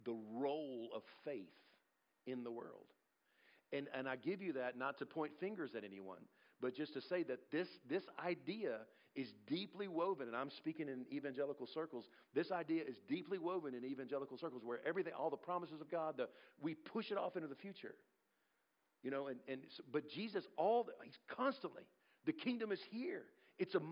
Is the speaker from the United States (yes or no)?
yes; United States; I'm also an American.